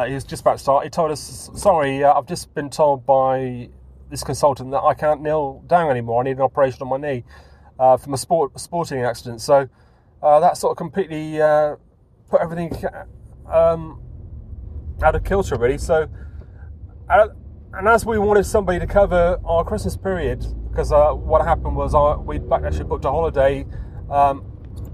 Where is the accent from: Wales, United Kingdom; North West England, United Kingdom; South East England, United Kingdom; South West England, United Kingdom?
South West England, United Kingdom; Taunton; also born or lived in Wiltshire; my hometown, which was Taunton